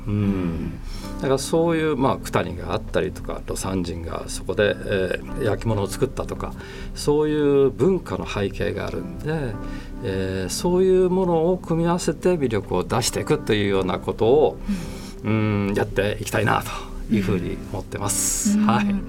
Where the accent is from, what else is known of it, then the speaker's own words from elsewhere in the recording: Nagoya, Aichi, Japan; moved away as an adult; also born or lived in Kanazawa; もともとは名古屋で生まれて、えー、名古屋しか知らなかったんですけども